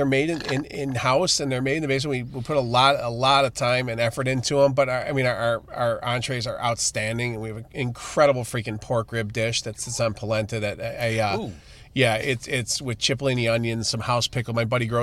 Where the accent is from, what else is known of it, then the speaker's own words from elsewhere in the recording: Chicago, Illinois, United States; I'm American. I was born here